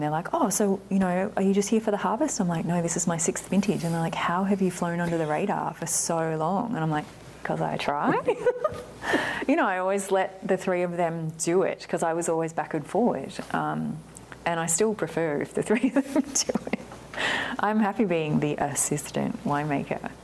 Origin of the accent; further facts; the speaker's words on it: Australia; moved away as an adult; now in Oregon, United States; being Aussie